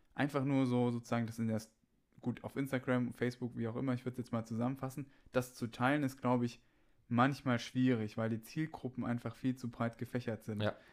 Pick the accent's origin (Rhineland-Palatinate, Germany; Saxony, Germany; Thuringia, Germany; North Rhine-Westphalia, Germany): Thuringia, Germany; Bei uns in Thüringen